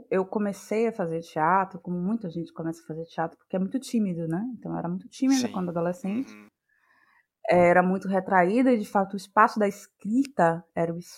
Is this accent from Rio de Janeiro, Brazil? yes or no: no; Salvador, Bahia, Brazil; sou daqui de Salvador, Bahia